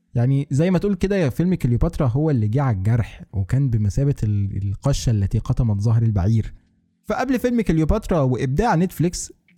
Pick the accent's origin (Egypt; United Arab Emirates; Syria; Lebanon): Egypt; واحنا كمصريين